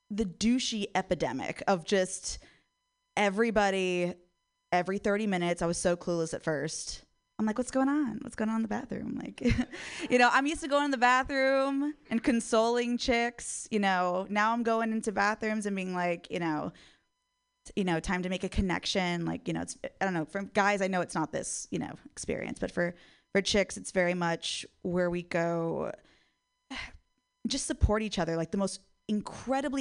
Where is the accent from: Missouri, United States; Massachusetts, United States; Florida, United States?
Florida, United States; Miami; moved away as an adult; now in San Francisco, United States; I'm from Miami, Florida, and being from Florida has always fucking sucked.